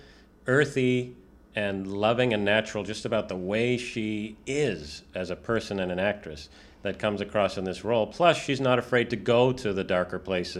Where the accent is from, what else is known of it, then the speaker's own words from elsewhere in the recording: East Coast, United States; I'm from the East Coast